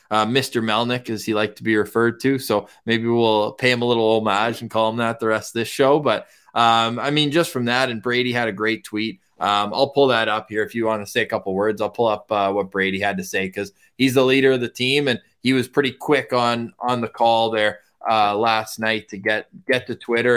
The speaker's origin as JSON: {"language": "English", "town": "Ottawa", "region": "Ontario", "country": "Canada", "tie": "born or raised there", "said": "growing up in Ottawa"}